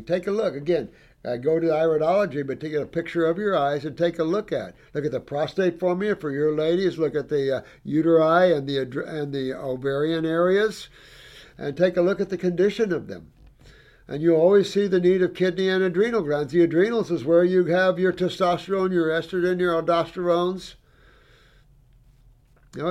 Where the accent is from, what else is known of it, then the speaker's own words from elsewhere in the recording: Indiana, United States; I'm from Indiana